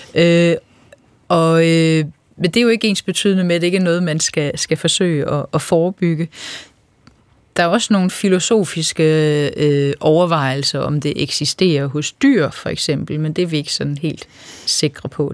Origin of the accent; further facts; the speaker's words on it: Funen, Southern Denmark, Denmark; moved away as an adult; Jeg er øh, født og opvokset på landet på Fyn, og øh, der har jeg boet i 20 år